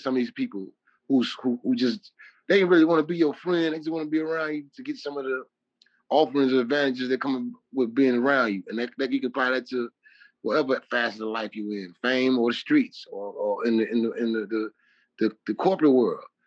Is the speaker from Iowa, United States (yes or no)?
no; Chicago, Illinois, United States; I'm from Chicago